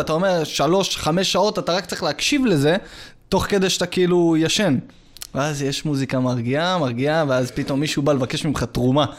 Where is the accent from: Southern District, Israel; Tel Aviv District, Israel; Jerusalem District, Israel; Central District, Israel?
Central District, Israel; Yehud; also born or lived in Rishon LeZion; אני מפה. מיהוד